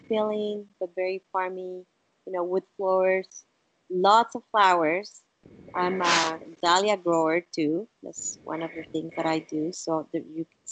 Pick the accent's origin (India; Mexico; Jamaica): Mexico; first language Spanish; English is a second language; moved away; also born or lived in Italy; Being from Mexico